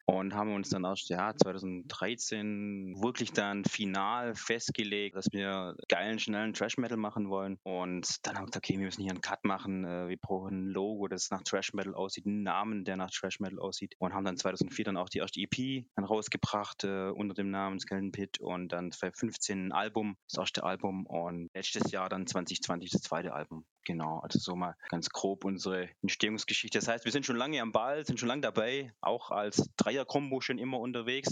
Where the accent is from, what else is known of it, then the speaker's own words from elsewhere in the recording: Aalen, Baden-Württemberg, Germany; wir kommen aus dem Schwabenland, aus Baden-Württemberg, aus Aalen